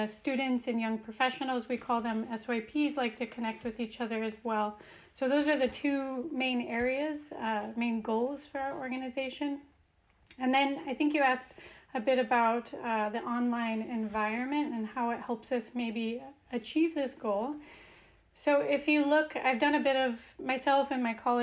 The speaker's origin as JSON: {"language": "English", "town": "Reno", "region": "Nevada", "country": "United States", "moved": "yes", "lives_now": "Copenhagen, Denmark", "said": "I am originally from the West Coast, from Reno, Nevada, and now I'm based in Copenhagen, Denmark."}